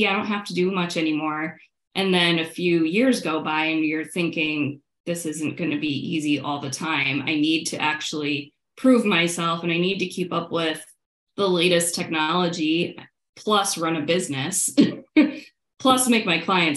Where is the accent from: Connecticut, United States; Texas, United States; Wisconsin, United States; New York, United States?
New York, United States; Syracuse; moved away as an adult; I grew up in Syracuse, New York, where there was nothing